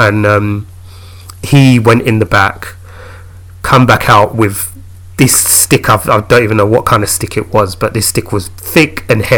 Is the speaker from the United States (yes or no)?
no; London, United Kingdom; Bermondsey is not that far from where I grew up in Peckham